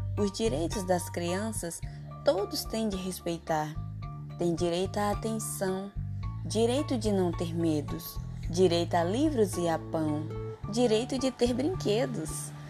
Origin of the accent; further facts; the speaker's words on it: São Félix do Xingu, Pará, Brazil; sou de São Félix do Xingu Pará